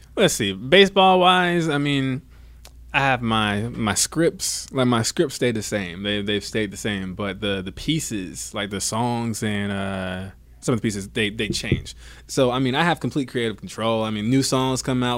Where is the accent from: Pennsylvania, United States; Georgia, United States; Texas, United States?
Georgia, United States; Savannah; also born or lived in Bradenton, Florida / Atlanta, Georgia; I was born in Bradenton, Florida. actually. Born and raised in Florida, raised in Savannah, Georgia, then I moved to right outside of Atlanta